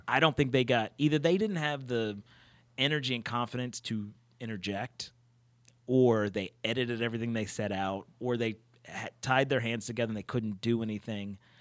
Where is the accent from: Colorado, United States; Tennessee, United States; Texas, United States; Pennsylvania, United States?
Pennsylvania, United States; Pittsburgh; I'm from Pittsburgh